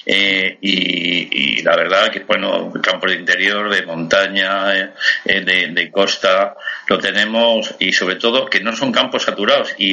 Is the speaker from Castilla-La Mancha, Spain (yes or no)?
no; Madrid, Community of Madrid, Spain; moved away as an adult; now in Galicia, Spain; la verdad es que llevo 31 años en Galicia, soy enamorada enamorado de Galicia y como a mí, como madrileño y gente de la meseta